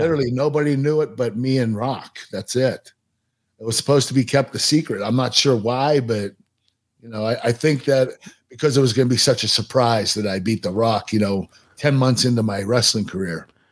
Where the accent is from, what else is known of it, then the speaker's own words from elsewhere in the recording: Pittsburgh, Pennsylvania, United States; in Pittsburgh, in my hometown